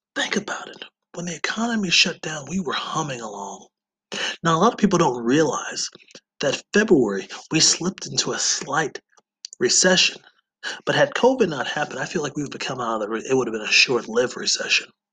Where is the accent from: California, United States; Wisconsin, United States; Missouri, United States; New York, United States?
Wisconsin, United States; my home state of Wisconsin